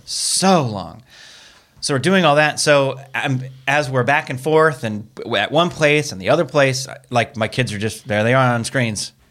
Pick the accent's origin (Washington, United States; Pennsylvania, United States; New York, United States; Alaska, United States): Washington, United States; Seattle; moved away; my home originally where I'm from Seattle area